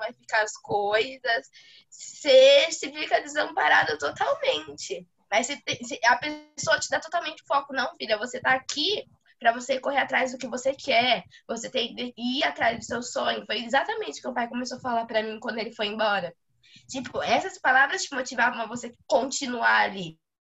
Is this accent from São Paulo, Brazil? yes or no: yes; interior of São Paulo, Brazil; moved away as an adult; also born or lived in Pelotas; sou do interior de São Paulo